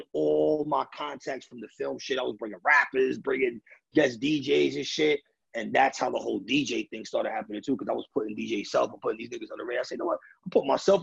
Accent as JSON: {"language": "English", "town": "New York City", "region": "New York", "country": "United States", "tie": "born or raised there", "moved": "yes", "lives_now": "Pennsylvania, United States", "said": "Being from New York City, growing up in New York City, growing up in the Bronx"}